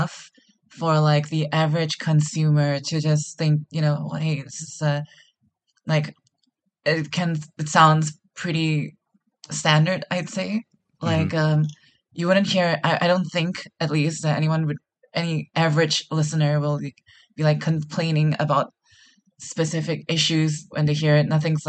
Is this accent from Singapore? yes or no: yes; Singapore; I'm a producer from Singapore.